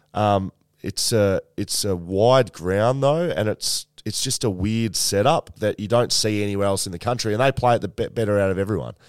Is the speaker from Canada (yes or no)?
no; Geelong, Victoria, Australia; I'm from Geelong